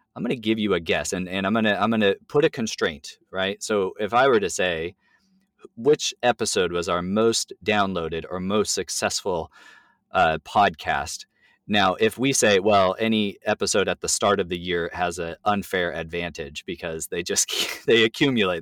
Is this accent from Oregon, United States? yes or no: no; California, United States; now in Tacoma, United States; I'm Californian